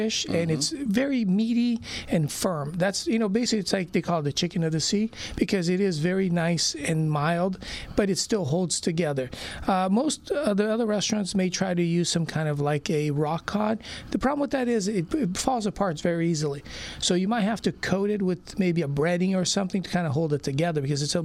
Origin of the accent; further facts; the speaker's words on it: Brazil; now in Orange County, United States; I basically was born and raised in Brazil, and we moved here in the mid-70s and been here since